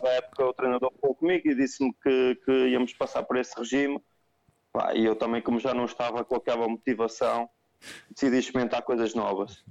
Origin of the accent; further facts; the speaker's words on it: Vila Nova de Gaia, Norte, Portugal; sou de Gaia, uh, ficava mais perto com os meus pais